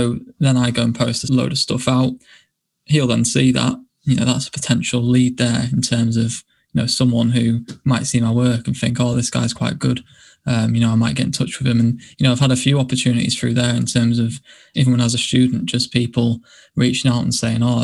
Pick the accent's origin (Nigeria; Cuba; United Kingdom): United Kingdom; York, Yorkshire and the Humber; this is my hometown